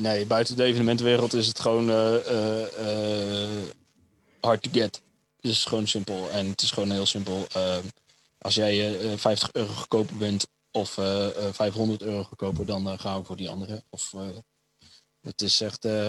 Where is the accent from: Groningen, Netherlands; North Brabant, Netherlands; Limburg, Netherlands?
Groningen, Netherlands; Stadskanaal; moved away; in Stadskanaal, waar ik vandaan kom